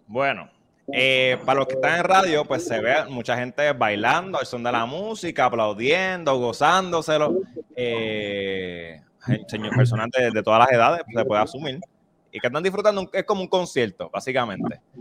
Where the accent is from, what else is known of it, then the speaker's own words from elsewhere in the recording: Toa Alta, Puerto Rico; yo soy de Tobalta